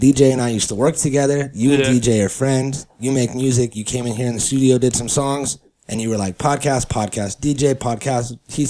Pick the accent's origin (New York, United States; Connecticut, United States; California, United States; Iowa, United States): California, United States; So we all got spoiled growing up in California.